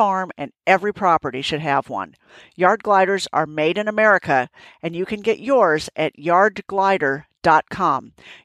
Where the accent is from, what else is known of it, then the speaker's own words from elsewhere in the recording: Minnesota, United States; I remember being fortunate enough to ride through endless woods and fields when I was growing up in Minnesota